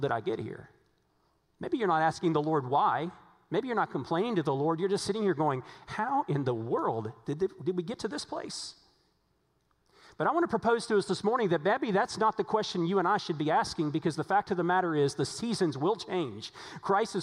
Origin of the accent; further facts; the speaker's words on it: Virginia, United States; now in Texas, United States; Now, I grew up in Virginia. I didn't grow up in Texas. Now, I've lived in Texas a long time now, but I grew up